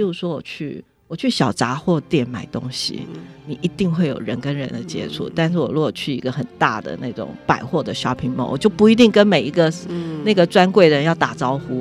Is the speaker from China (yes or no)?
no; Taipei, Taiwan; 作为台北人好骄傲